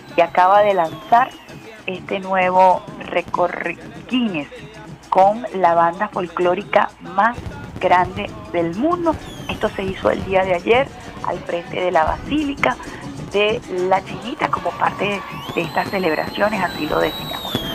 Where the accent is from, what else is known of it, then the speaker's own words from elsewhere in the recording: Venezuela; uno como venezolano defiende su gentilicio